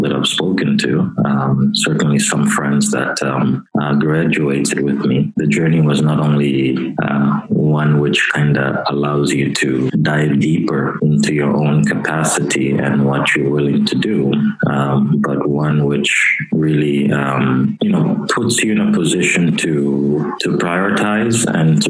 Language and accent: English; Angola; I come from Angola, and I understand the realities of Angola.